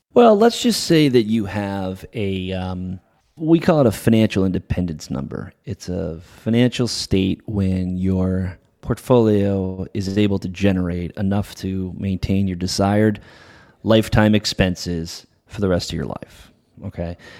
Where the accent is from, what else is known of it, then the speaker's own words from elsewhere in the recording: New England, United States; now in La Jolla, United States; I'm a Patriots guy, so uh, after growing up in New England